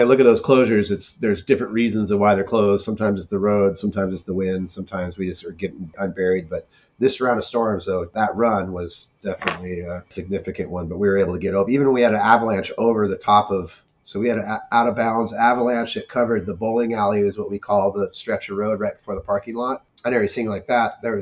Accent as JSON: {"language": "English", "town": "Mount Baldy", "region": "California", "country": "United States", "tie": "born or raised there", "said": "I grew up in Mount Baldy"}